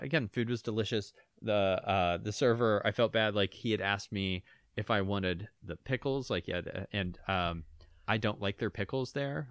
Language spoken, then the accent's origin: English; Pittsburgh, Pennsylvania, United States; moved away; Pittsburgh's my hometown